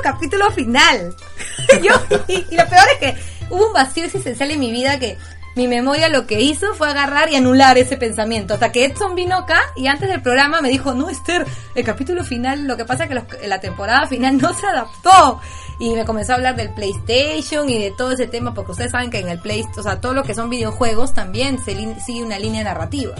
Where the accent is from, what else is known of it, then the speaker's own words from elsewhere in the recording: Peru; yo personalmente, como peruana